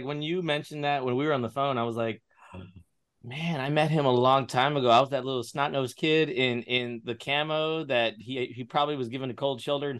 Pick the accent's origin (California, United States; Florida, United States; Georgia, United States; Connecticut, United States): Florida, United States; West Palm Beach; Me growing up in South Florida, though, this is a weird connection that you and I have. Mm-hmm. I lived in West Palm Beach for 26 years, and I was an alum at FAU in Boca Raton